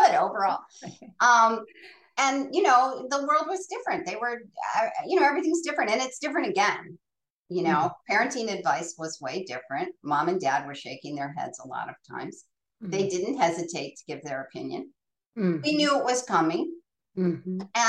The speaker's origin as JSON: {"language": "English", "town": "Akron", "region": "Ohio", "country": "United States", "tie": "born or raised there", "said": "we grew up in Goodyear Heights, which was just far enough up the hill from Goodyear Tire and Rubber in Akron, Ohio"}